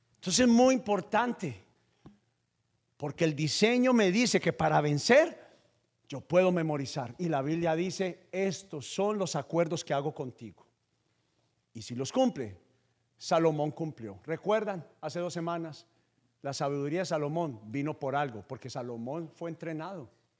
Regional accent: Paisa, Antioquia, Colombia; yo soy paisa

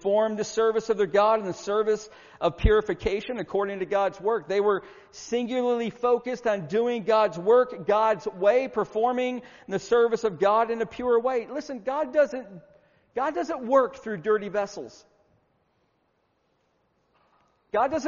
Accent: Syracuse, New York, United States; moved away; also born or lived in Virginia / Marietta, Georgia; I grew up in Syracuse, New York

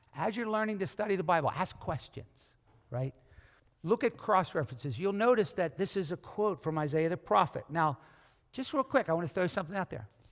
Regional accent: United States; as American Christians

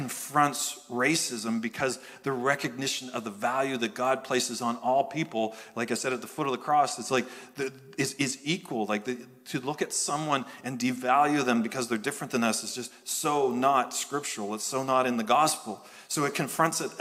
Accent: Canada; happen to be from Canada, happen to be Pentecostal.

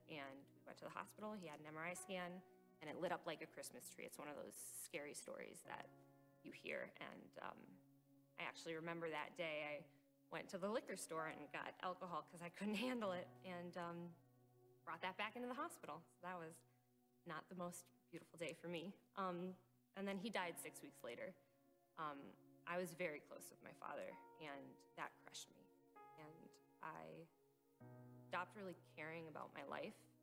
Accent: Northern Michigan, United States; also born or lived in New York; I was born in New York, but moved to Northern Michigan

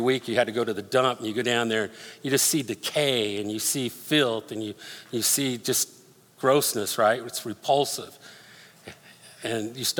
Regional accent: Denver, Colorado, United States; moved away; I grew up in Denver

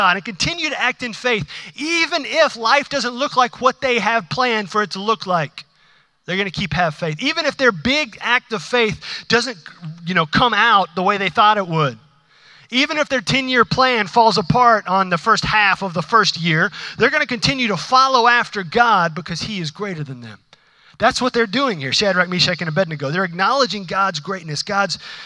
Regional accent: United States; I'm an American

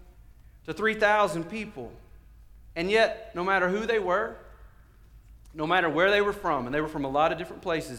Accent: the South, United States; we're from the South

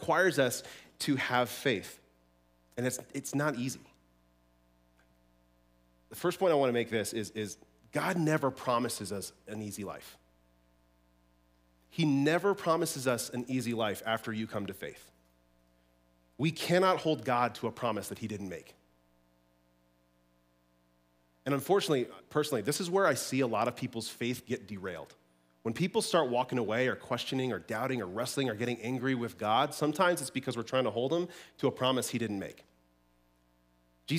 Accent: Colorado, United States; moved away as an adult; a very, very small church down in Denver, back where I grew up in Colorado.

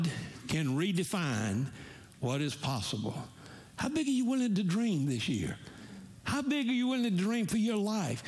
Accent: Montgomery, Alabama, United States; I'm from Montgomery, Alabama. We're Southerners in New York City.

